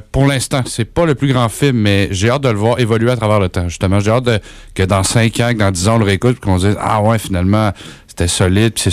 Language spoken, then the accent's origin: French; Drummondville, Quebec, Canada; Drummondville, ah mon patelin